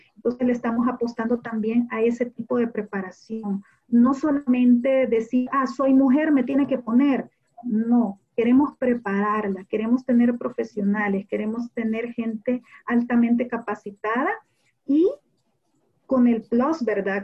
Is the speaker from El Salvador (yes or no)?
yes; El Salvador; yo soy la salvadoreña